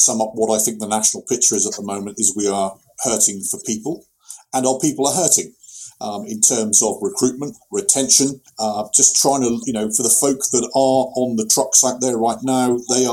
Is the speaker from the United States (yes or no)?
no; United Kingdom; we've got two Brits